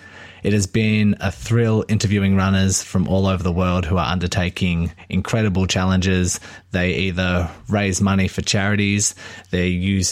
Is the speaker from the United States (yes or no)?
no; Melbourne, Victoria, Australia; I'm from Melbourne, Australia.